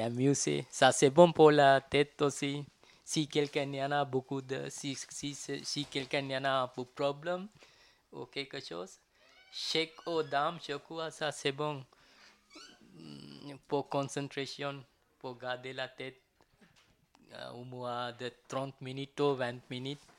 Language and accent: French; Sri Lanka; French is a second language; now in Paris, France; je viens de Sri Lanka. Euh, je viens de Sri Lanka et puis j'arrive, j'arrive à Paris, France, 1992.